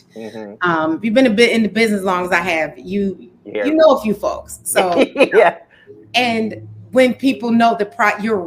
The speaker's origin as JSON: {"language": "English", "town": "Detroit", "region": "Michigan", "country": "United States", "tie": "born or raised there", "moved": "as an adult", "said": "growing up in Detroit, in that era, I was born in the 70s"}